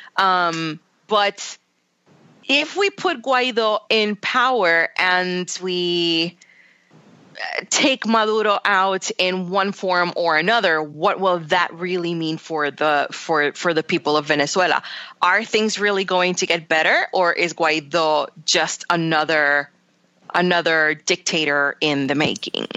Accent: Puerto Rico; moved away; growing up in Puerto Rico

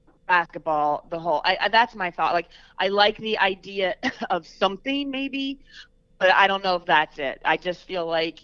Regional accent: New Jersey, United States; I'm from New Jersey

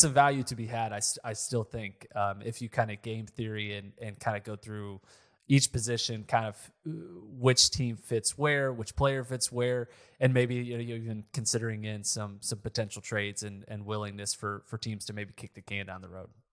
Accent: Oklahoma, United States; I'm from Oklahoma, so this makes sense, I have family here

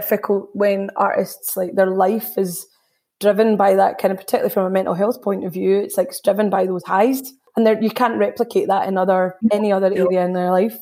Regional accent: Scotland, United Kingdom; being third generation Indian in Scotland.

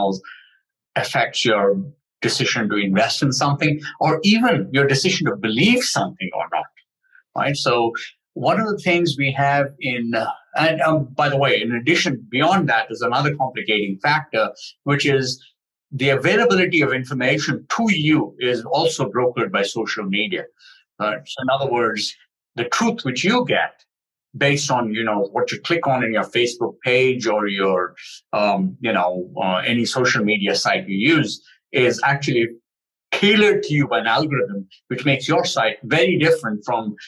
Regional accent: Delhi, India; I grew up in Delhi

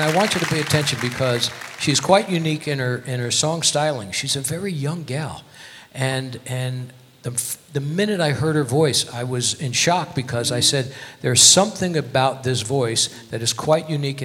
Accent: Connecticut, United States; now in Las Vegas, United States; I'm from Connecticut originally

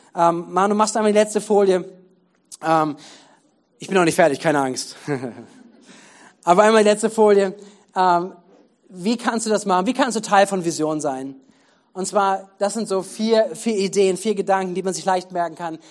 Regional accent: Germany; für uns als Deutsche, als Deutschland

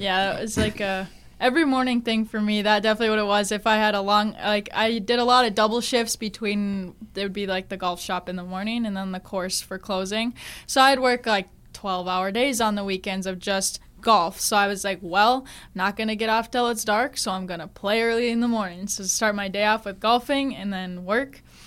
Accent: Grand Forks, North Dakota, United States; moved away; I'm from Grand Forks

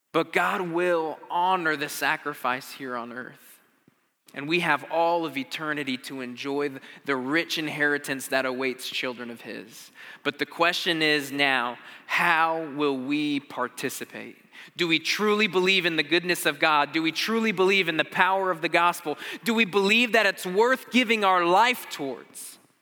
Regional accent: Arizona, United States; I grew up in Arizona

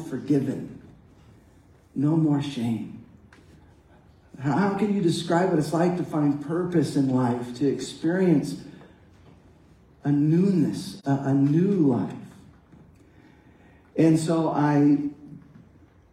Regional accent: Dallas-Fort Worth area, Texas, United States; I grew up in the Dallas-Fort Worth area

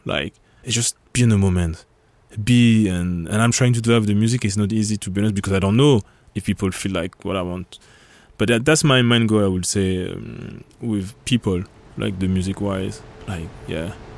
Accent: Paris, Île-de-France, France; moved away as an adult; now in Copenhagen, Denmark; I'm from France, born in Paris, and at the moment I'm doing electronic music, basically ambient music or sound, and I'm living in Copenhagen since 2011.

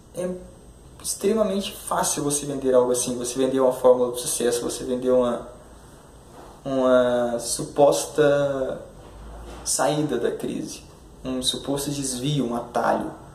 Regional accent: Curitiba, Paraná, Brazil; sou de Curitiba

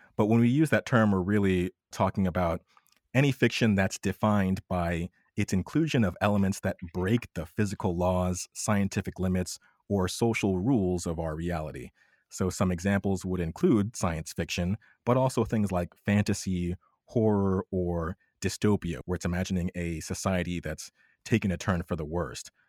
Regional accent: United States; I'm a Black American, but I still experience my life as an American

